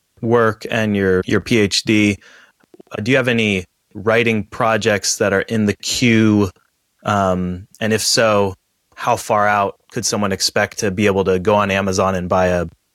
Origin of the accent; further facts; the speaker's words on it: Silverdale, Washington, United States; also born or lived in Seattle, Washington / Florida / Moscow, Idaho; now in Centralia, United States; I'm a pastor over in Centralia, Washington. I am a Washington native, so I grew up in Silverdale, Washington, went to University of Washington in Seattle, spent some time in Florida planting a church